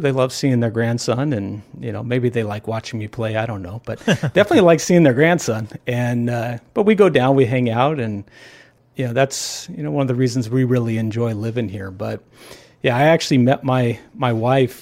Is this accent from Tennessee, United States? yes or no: no; Los Angeles, California, United States; also born or lived in San Diego / Orange County / Newport Beach; I'm born and raised in Southern California. And, you know, grew up in the L A area